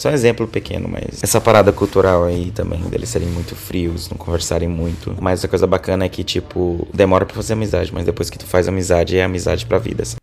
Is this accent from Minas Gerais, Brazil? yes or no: no; Boa Vista, Roraima, Brazil; moved away as an adult; also born or lived in Manaus; now in Estonia; Eu sou do interior, sou de Boa Vista, da capital de Roraima, mas eu morei grande parte da minha vida no interior, do interior do interior